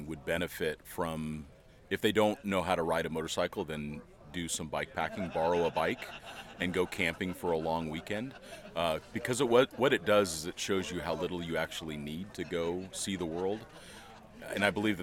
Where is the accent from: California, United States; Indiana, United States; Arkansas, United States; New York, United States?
California, United States; Los Angeles; moved away as an adult; also born or lived in Mountain Home, Idaho; I grew up in Southern California. I grew up in Los Angeles